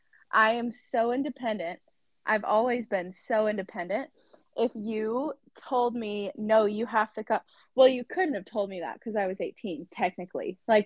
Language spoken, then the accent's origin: English; Arkansas, United States; moved away as an adult; now in Washington, United States; I'm from Arkansas, but I live in Washington